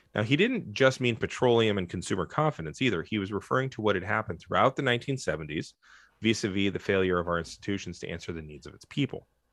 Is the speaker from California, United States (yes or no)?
yes; San Francisco, California, United States; I grew up in San Francisco